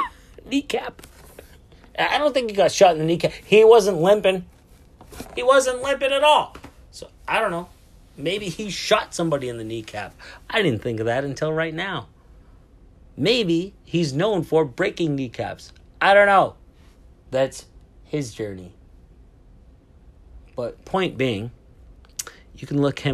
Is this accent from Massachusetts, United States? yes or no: yes; Boston, Massachusetts, United States; I'm from Boston, Massachusetts, United States of America